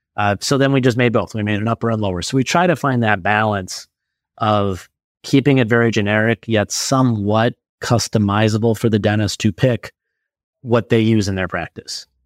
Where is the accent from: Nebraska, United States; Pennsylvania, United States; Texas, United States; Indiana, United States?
Nebraska, United States; Omaha; I'm from Omaha, Nebraska